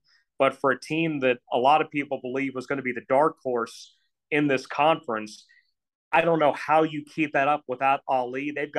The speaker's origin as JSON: {"language": "English", "region": "Western Maryland", "country": "United States", "tie": "born or raised there", "said": "I grew up in Western Maryland"}